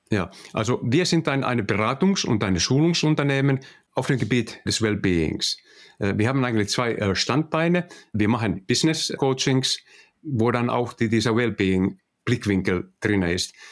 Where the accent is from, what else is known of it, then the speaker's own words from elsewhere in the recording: Finland; accent: Finnish; German is a second language; also born or lived in Netherlands; Also wir kommen aus Finnland und ich hoffe, dass ihr alle meinen finnischen äh, Akzent äh, verstehen könnt